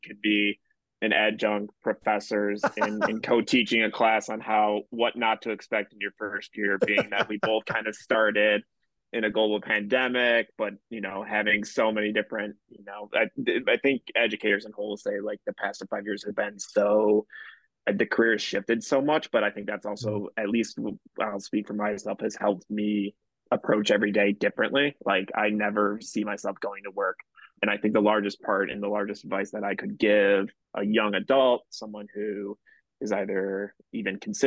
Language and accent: English; Palatine, Illinois, United States; growing up in Palatine, living within like a block away from high school